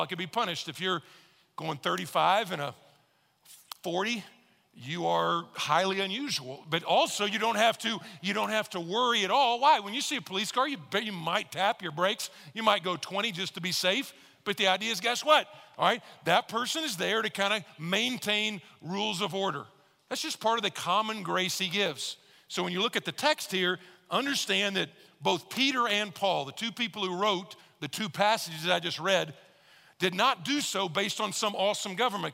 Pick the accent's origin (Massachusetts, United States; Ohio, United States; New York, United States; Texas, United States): Texas, United States; I'm from Texas